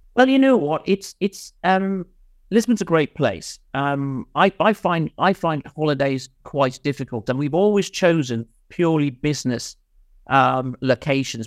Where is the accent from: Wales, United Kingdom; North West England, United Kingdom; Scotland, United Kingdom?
Wales, United Kingdom; also born or lived in Nottingham; now in London, United Kingdom; I was just a kid off the wreck from Wales, you know. I came from Mid-Wales